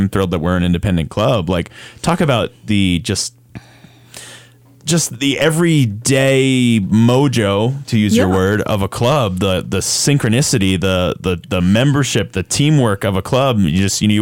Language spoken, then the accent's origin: English; South Florida, United States; moved away; I grew up in South Florida